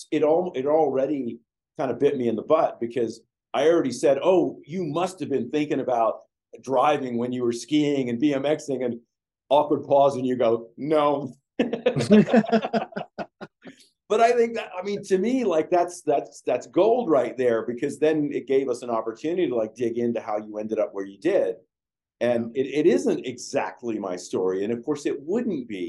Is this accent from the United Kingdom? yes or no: yes; England, United Kingdom; moved away; I was born in England.